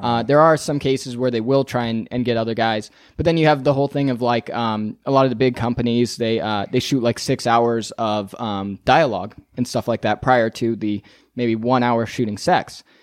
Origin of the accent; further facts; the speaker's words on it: Northern California, United States; moved away as an adult; also born or lived in Las Vegas; now in Los Angeles, United States; I'm from Northern California